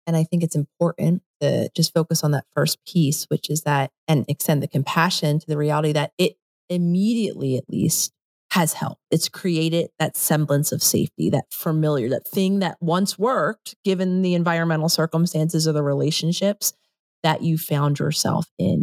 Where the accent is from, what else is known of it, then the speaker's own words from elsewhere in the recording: Philadelphia, Pennsylvania, United States; moved away as an adult; also born or lived in New York; I grew up in Philadelphia, I lived in New York for a decade